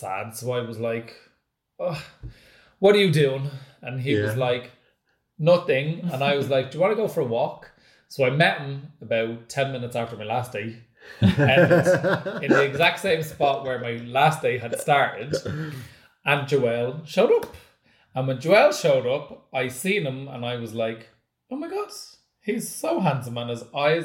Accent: Dublin, Leinster, Ireland; I'm obviously from Dublin

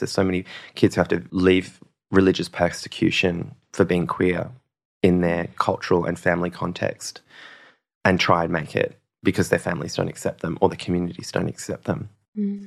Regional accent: Western Australia, Australia; born or raised there; also born or lived in Norseman / Kalgoorlie / Esperance / Derby

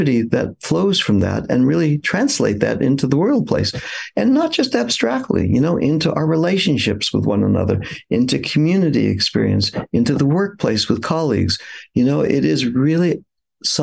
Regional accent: Los Angeles, California, United States; I grew up in California, in the San Fernando Valley suburb of Los Angeles

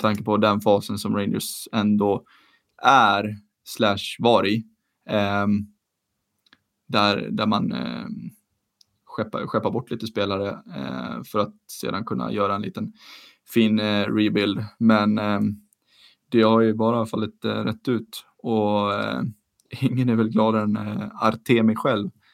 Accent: Sweden; som svensk

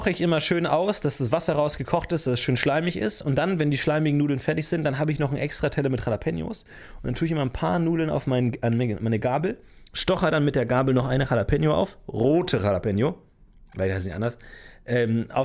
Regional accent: Germany; Ich bin da, was das angeht, dass der deutscheste Deutsche, den es gibt.

